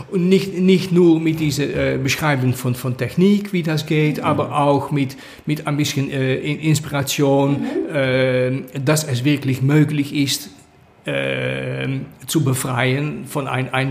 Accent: Netherlands; German is a second language; moved away; Ähm, ben ich bin aus den Niederlanden äh, gegangen äh, in, in Februar.

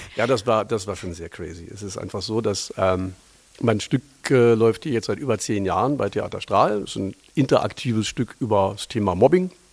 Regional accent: Lower Saxony, Germany; moved away as an adult; now in Berlin, Germany; tatsächlich bin ich ein Niedersachse

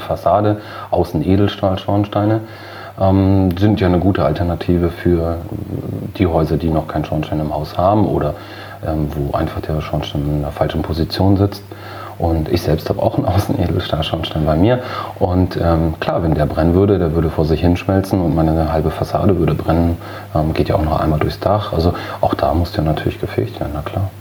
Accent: Cuxhaven, Lower Saxony, Germany; Dann haben wir zu der Zeit einen neuen Bezirksstandortfegermeister bekommen bei uns in Lüdingwort.

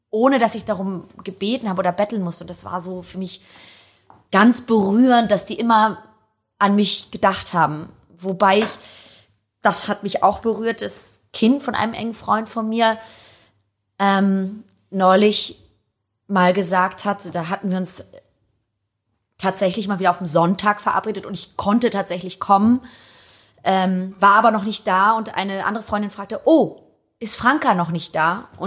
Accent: Hamburg, Germany; Doch, ich bin Hamburger. Aber ich habe immer noch einen italienischen Pass und ich fühle mich Italien sehr verbunden

